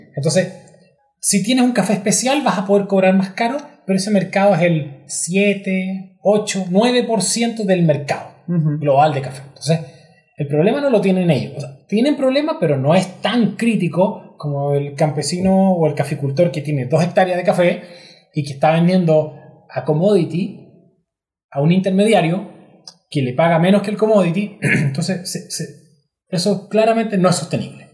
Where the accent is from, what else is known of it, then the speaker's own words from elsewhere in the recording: Chile; uno como chileno